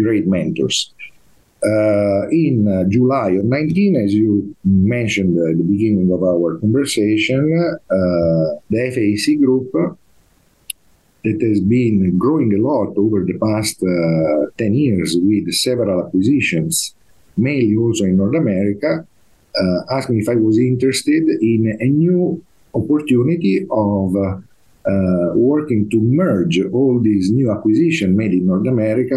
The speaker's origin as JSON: {"language": "English", "town": "Turin", "region": "Piedmont", "country": "Italy", "moved": "as an adult", "said": "I'm originally from Turin, Italy, but as soon as I graduated from the University of Turin, I left Italy when I was 24 years and a half"}